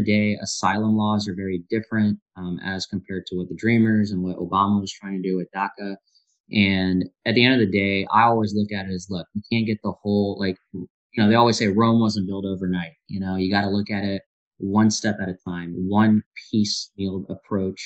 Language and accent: English; India; now in United States; I'm from India